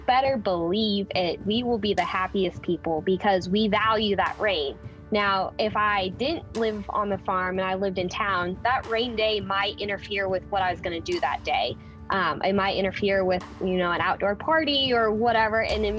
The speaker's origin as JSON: {"language": "English", "town": "Wakefield", "region": "Nebraska", "country": "United States", "tie": "born or raised there", "said": "I'm from Wakefield, Nebraska, the little teeny town in northeast Nebraska. And my family is a sixth generation farm"}